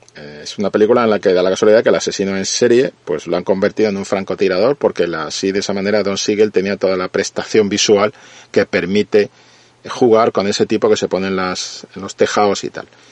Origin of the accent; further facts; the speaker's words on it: Spain; yo siendo español